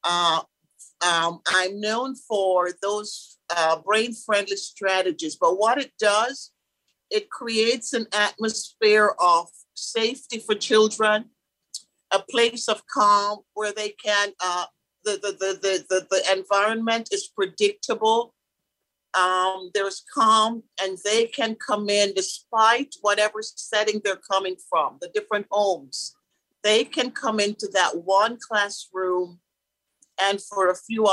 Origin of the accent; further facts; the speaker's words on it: Kingston, Jamaica; moved away; I was born in Kingston, Jamaica, and great parents. My dad was in the police force there